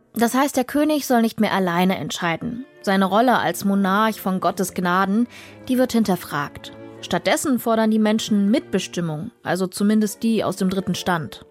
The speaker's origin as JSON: {"language": "German", "town": "Dresden", "region": "Saxony", "country": "Germany", "tie": "born or raised there", "said": "meine Heimatstadt Dresden"}